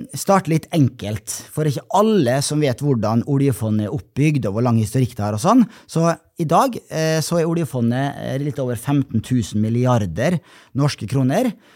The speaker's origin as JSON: {"language": "Norwegian", "town": "Molde", "region": "Møre og Romsdal", "country": "Norway", "tie": "born or raised there", "said": "fra min hjemby Molde"}